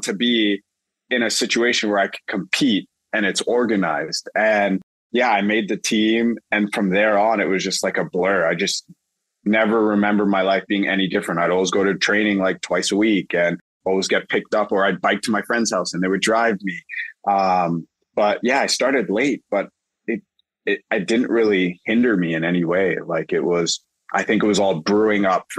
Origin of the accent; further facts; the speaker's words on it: Toronto, Ontario, Canada; I'm from Toronto